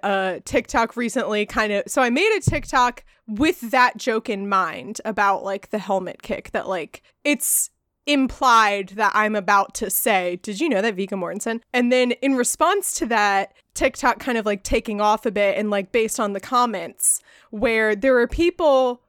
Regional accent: Ireland; You know, I'm Irish. I love potatoes.

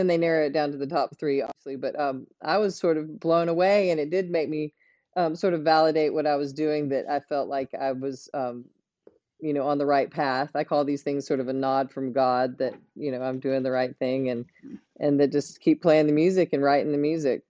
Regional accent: Florence, South Carolina, United States; I'm from Florence, South Carolina.

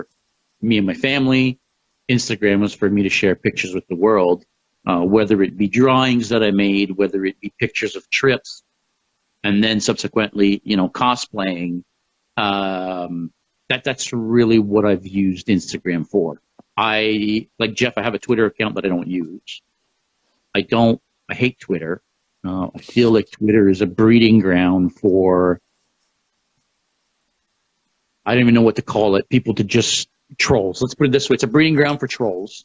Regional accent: Quebec, Canada; moved away; I'm originally from Quebec. My whole family is in Quebec

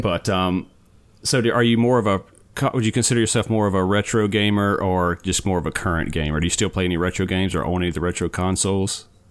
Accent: Forest, Mississippi, United States; now in Florida, United States; I'm from Forrest. So we, we both grew up in Forrest

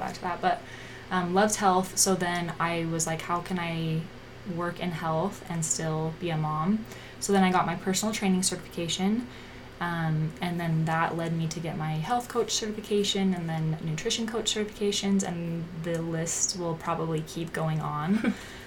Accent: Pleasant Grove, Utah, United States; I grew up in Pleasant Grove, Utah.

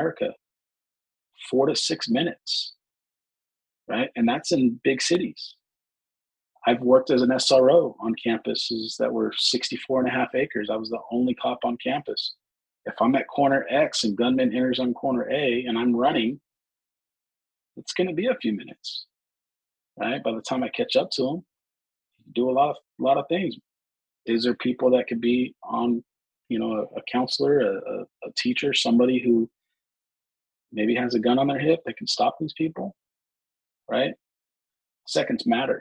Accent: California, United States; Here in California

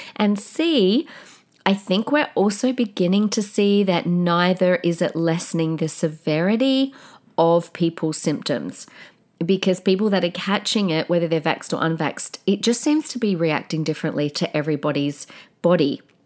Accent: Australia; an Australian citizen

